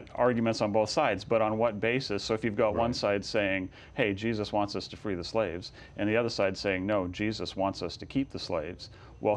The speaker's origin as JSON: {"language": "English", "region": "California", "country": "United States", "said": "in my home state of California"}